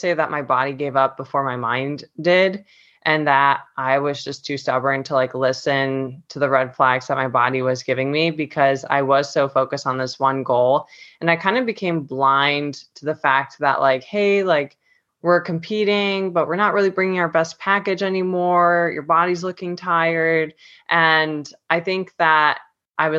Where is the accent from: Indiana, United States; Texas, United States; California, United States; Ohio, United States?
Ohio, United States; Cleveland; moved away as an adult; now in Florida, United States; I'm originally from Cleveland, Ohio, but I've been living in Florida for the last 4 years